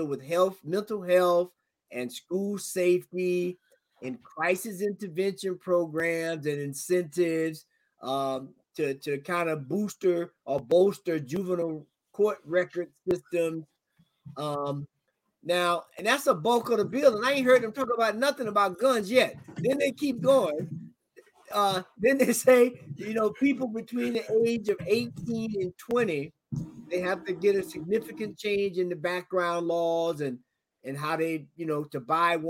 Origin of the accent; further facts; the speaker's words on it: the South, United States; I'm from the South. I grew up hunting and shooting and all of that good stuff